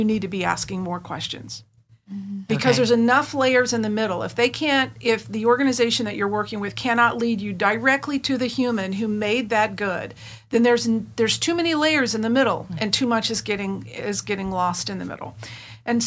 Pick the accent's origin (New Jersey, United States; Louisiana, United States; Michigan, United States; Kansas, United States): Kansas, United States; South Central; the farm on which I was raised in South Central Kansas